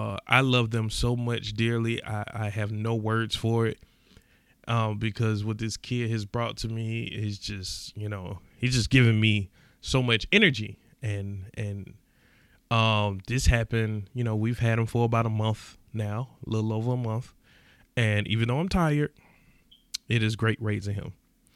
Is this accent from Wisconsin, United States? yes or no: no; East Point, Georgia, United States; I mind you, I'm skeptical of everything. I'm from East Point, Georgia. I don't trust nothing.